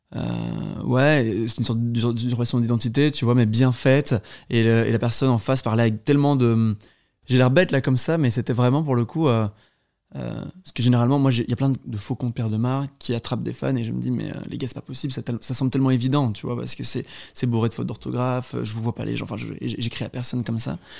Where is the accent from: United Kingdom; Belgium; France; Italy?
Belgium; Brussels, Brussels-Capital Region; je suis belge, euh, je suis né à Bruxelles